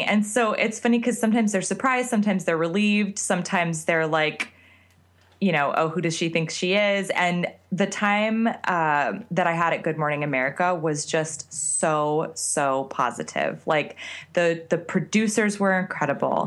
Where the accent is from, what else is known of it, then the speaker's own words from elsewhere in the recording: Scottsdale, Arizona, United States; moved away; I grew up in Scottsdale, Arizona